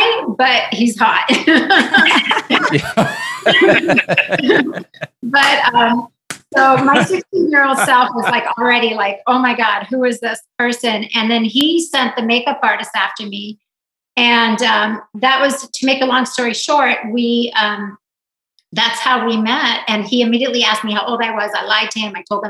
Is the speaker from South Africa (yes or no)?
yes; South Africa; moved away; also born or lived in Israel; I was born in Israel. I was raised in South Africa